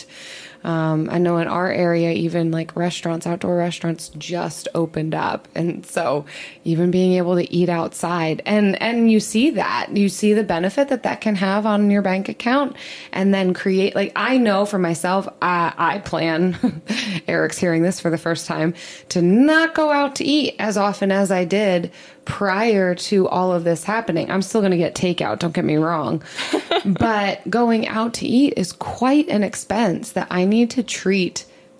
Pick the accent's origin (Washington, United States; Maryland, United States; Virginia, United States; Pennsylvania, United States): Pennsylvania, United States; outside Philly; growing up outside Philly